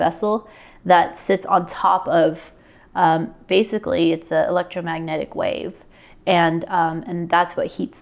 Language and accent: English; Phoenix, Arizona, United States; moved away as an adult; also born or lived in Denver, Colorado / Los Angeles, California; now in Idaho Falls, United States; I grew up in Phoenix for the better part of 20 years